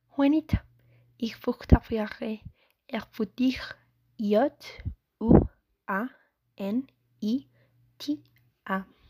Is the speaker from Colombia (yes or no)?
yes; Pereira, Risaralda, Colombia; German is a second language; now in Sogamoso, Colombia; Ich wohne in Sogamoso, aber in Pereira geboren